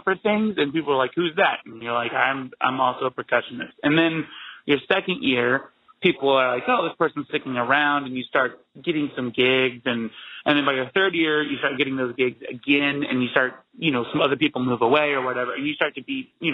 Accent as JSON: {"language": "English", "region": "Oklahoma", "country": "United States", "also_born_or_lived": "Tallahassee", "moved": "as an adult", "lives_now": "Oklahoma City, United States", "said": "I'm from Oklahoma"}